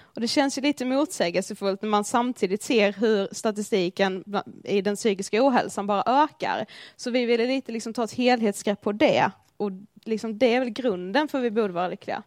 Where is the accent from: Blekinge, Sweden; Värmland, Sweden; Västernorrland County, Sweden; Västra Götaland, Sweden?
Blekinge, Sweden; moved away as an adult; also born or lived in Karlshamn; now in Stockholm, Sweden; vi kommer från Blekinge. Ja, det hör ni ju.